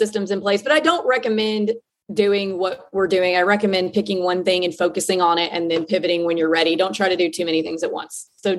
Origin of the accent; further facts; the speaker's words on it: North Mississippi, United States; moved away; also born or lived in New York City / Nashville; I grew up in North Mississippi like I did.